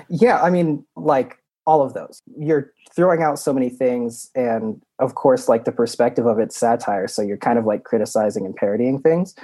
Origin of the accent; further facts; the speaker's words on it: Utah, United States; now in Chicago, United States; I grew up in Utah. I moved out to Chicago to do comedy.